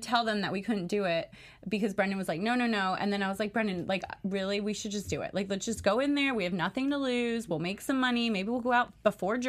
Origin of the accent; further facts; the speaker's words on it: North Carolina, United States; moved away as an adult; now in Las Vegas, United States; we're originally from North Carolina, but then I moved to Vegas when I was 21